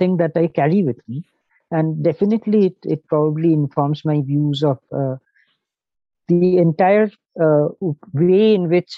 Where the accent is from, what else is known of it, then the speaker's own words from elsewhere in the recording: Shillong, Meghalaya, India; I'm from Shillong